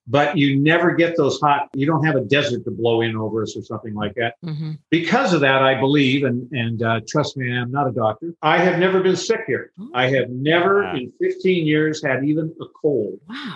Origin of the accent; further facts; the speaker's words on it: Southern California, United States; also born or lived in Chicago; now in Hawaii, United States; I was raised in Southern California that had that kind of stuff.